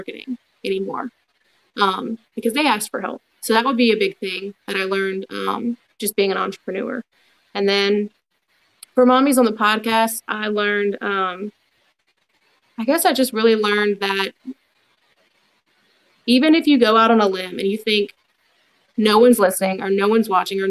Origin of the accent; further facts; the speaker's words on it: Baton Rouge, Louisiana, United States; now in Denham Springs, United States; growing up in Baton Rouge